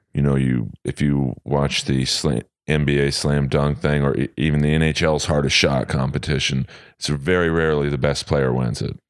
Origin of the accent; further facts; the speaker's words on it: Los Angeles, California, United States; I was born and raised in L A, uh, grew up in Bel Air